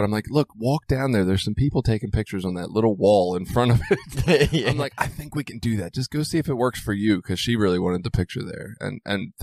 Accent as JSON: {"language": "English", "town": "Baltimore", "region": "Maryland", "country": "United States", "tie": "born or raised there", "said": "growing up in Baltimore"}